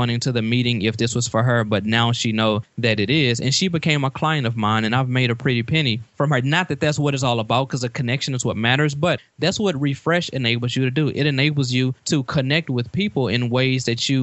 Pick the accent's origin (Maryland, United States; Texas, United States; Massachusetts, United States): Texas, United States; Beaumont; I grew up in Beaumont, Texas